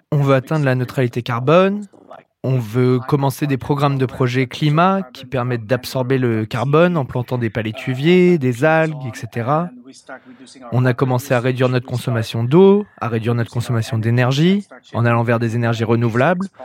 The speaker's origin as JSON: {"language": "French", "region": "Jakarta", "country": "Indonesia", "tie": "born or raised there", "also_born_or_lived": "Hawaii", "moved": "as an adult", "lives_now": "Bali, Indonesia", "said": "Je vis à Bali. Avant Bali, je vivais à Hawaï, j'ai grandi à Jakarta, mais ça fait un bout de temps que je suis à Bali."}